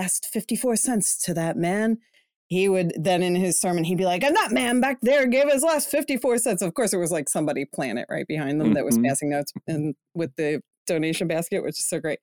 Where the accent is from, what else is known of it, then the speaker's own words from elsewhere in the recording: New Jersey, United States; also born or lived in South Philadelphia; now in Philadelphia, United States; South Jersey, born and raised